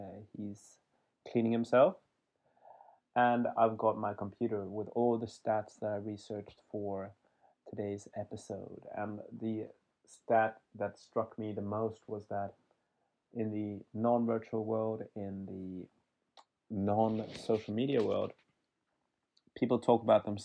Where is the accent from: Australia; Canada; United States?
Australia; Werribee, Victoria; I'm from Werribee.